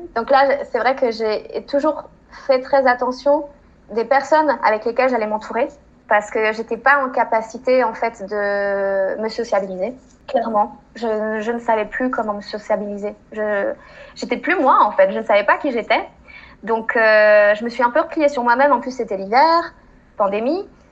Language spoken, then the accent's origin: French; France; moved away as an adult; also born or lived in Chile; Ça faisait trois mois que j'étais rentrée en France